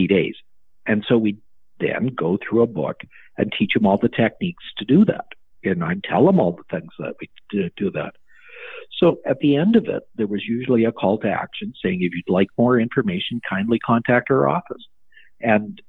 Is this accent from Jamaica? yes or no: no; Canada; I'm a doctor from Canada